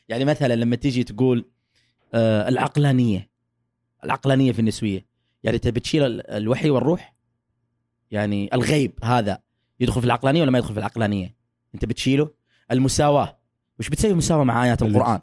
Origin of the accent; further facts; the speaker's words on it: Saudi Arabia; moved away as an adult; also born or lived in Texas, United States; now in United States; أنا من السعودية.